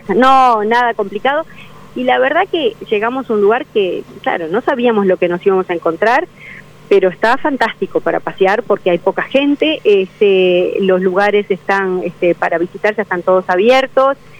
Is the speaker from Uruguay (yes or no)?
yes; Uruguay